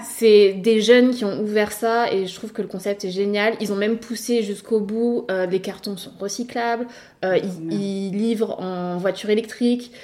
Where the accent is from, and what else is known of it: Nice, Provence-Alpes-Côte d'Azur, France; born or raised there; also born or lived in Paris